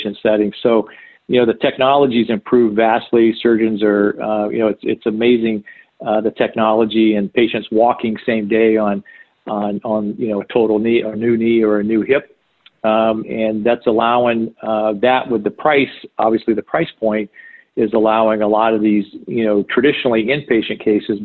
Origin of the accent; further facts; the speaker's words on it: Jacksonville, Florida, United States; I grew up in Florida. Born and raised in Jacksonville, Florida